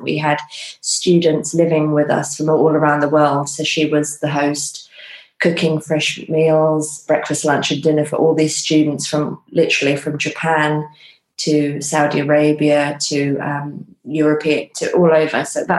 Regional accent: Bournemouth, South West England, United Kingdom; also born or lived in Iran / London; So my mum is English and my dad is Persian. And I was born in Bournemouth. And then after being born in Bournemouth, we went to Iran to live there.

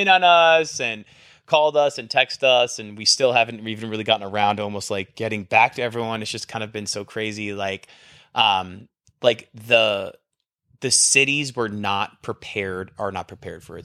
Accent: New Jersey, United States; now in Texas, United States; I'm from New Jersey. I'm from the Northeast.

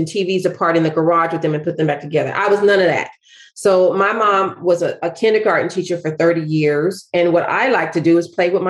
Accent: Nashville, Tennessee, United States; moved away; I am from Nashville, Tennessee

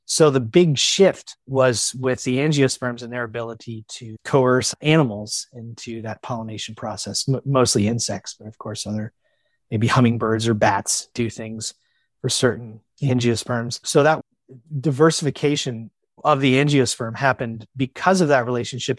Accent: Virginia, United States; I grew up in Virginia

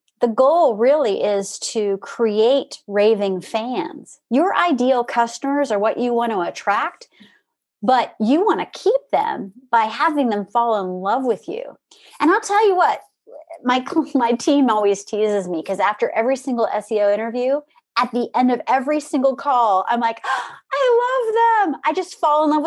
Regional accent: Orange Park, Florida, United States; moved away; also born or lived in Jacksonville, Florida; I'm from Jacksonville originally, born in Jacksonville, grew up in Orange Park

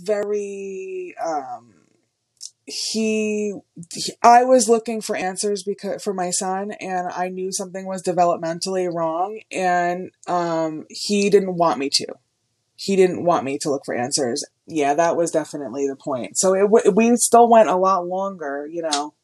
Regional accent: Wayne, New Jersey, United States; I grew up in Wayne, New Jersey

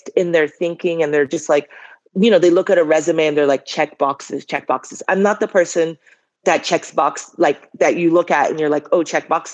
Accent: Boston, Massachusetts, United States; moved away as an adult; also born or lived in Liberia; At age 5, my father goes to do his master's in Boston. And my family goes with him

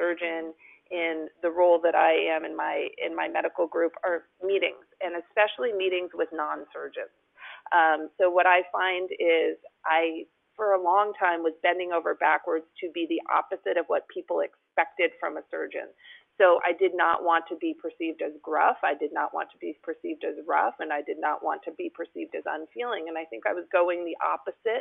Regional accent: New Jersey, United States; moved away as an adult; also born or lived in New York; now in California, United States; I'm not from California. I grew up in New Jersey.

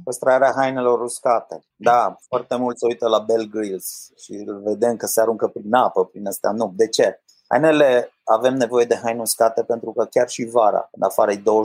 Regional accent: Cluj-Napoca, Cluj County, Romania; also born or lived in New Zealand / United States / Austria; Eu am copilărit în Cluj, mi-am mâncat cerneala în Cluj, cum s-ar spune, toate în Cluj

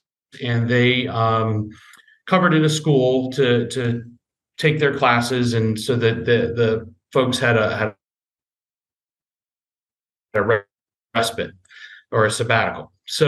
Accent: Southeast Pennsylvania, United States; moved away as an adult; also born or lived in Spokane, Washington / Kenai Peninsula, Alaska; I grew up in Southeast Pennsylvania to a Christian family.

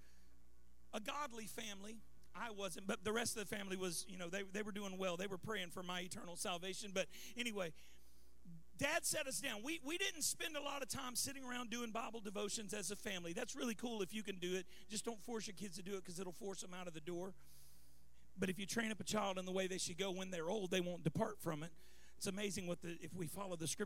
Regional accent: Baton Rouge, Louisiana, United States; moved away; also born or lived in California; I moved here from California, but I grew up in Baton Rouge, and we lived through a few hurricanes growing up

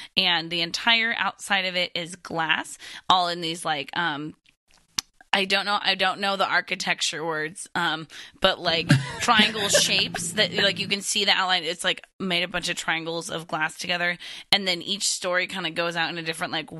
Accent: Seattle, Washington, United States; in Seattle, Ryan, in my hometown

